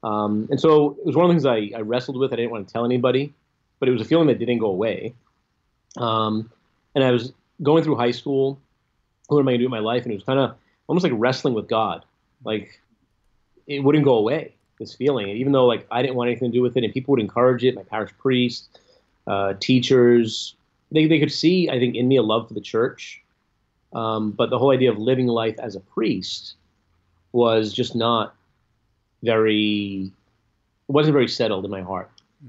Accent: Fall River, Massachusetts, United States; also born or lived in Rome, Italy; I'm from Fall River, Massachusetts, where I grew up, and lived here till I was 19 when I went to Franciscan University for my undergrad studies in philosophy, theology, and catechetics.

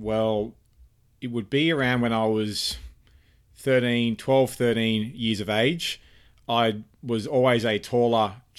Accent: Cairns, Queensland, Australia; also born or lived in Sydney / Canberra / Melbourne; Well, I was born in Sydney, Australia. I grew up in numerous places in Australia. Sydney, Canberra, Melbourne, and primarily I spent most of my life growing up in Cairns

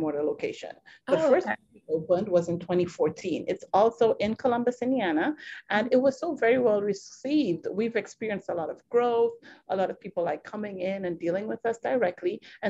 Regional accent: Trinidad & Tobago; moved away as an adult; now in United States; We're originally from Trinidad and Tobago

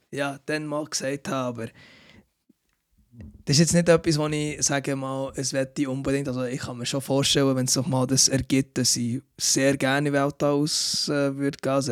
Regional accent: Switzerland; born there; also born or lived in Canada; Dann bin ich hier in der Schweiz gekommen, mit etwa 18 dann wieder. Also ja, ich bin schon zwar in der Schweiz geboren, aber ich bin dann dazwischen auf Kanada.

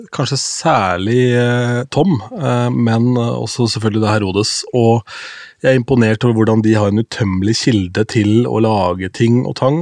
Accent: Askim, Østfold, Norway; moved away; da jobbet jeg i lokalradioen hjemme i Askim

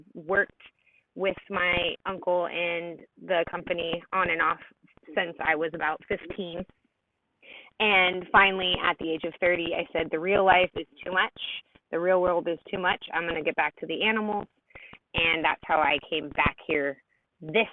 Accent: Arizona, United States; now in South Carolina, United States; I was born and raised in Arizona

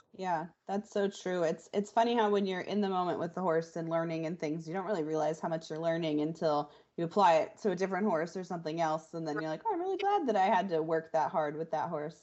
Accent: Florida, United States; I'm from Florida

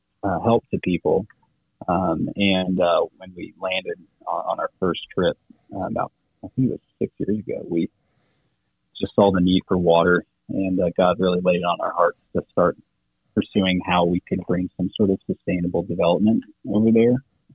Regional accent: Xiamen, Fujian, China; moved away as an adult; So I grew up in China, in the southeast, little island called Xiamen.

